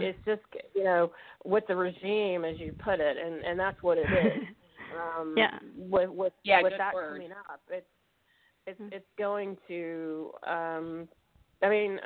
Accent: Mississippi, United States; moved away as an adult; now in St. Louis, United States; we're both from Mississippi originally, so I'm really living it up here in St. Louis, and I've been here 18 years

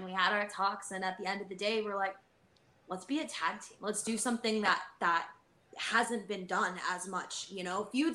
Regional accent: Midwest, United States; moved away; We're from the Midwest

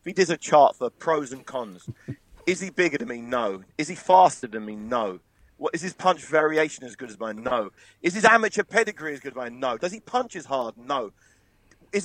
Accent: England, United Kingdom; We're all from England

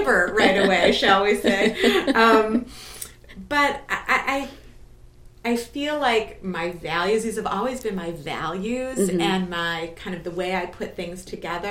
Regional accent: Evanston, Illinois, United States; I grew up in Evanston. I came back to raise my children, so I've always felt connected to Evanston

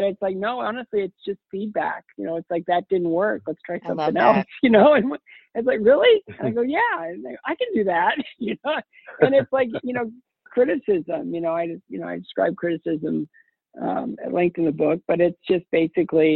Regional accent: Ohio, United States; I grew up in a small town in Ohio

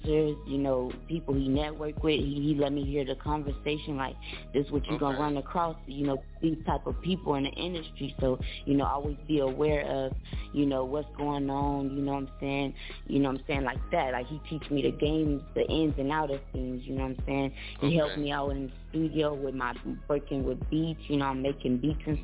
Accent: Little Rock, Arkansas, United States; I'm from Little Rock, Arkansas.

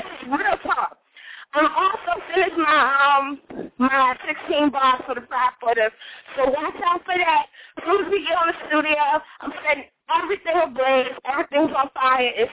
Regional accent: New York City, New York, United States; now in Virginia, United States; I don't come from Virginia, okay? I come from New York. I'm from Queens. Far Rockaway

